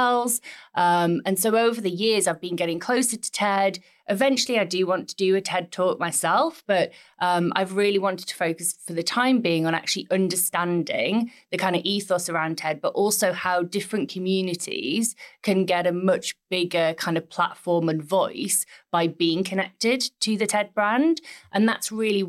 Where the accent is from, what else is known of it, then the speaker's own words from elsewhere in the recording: Middlesbrough, North East England, United Kingdom; my hometown, which is Middlesbrough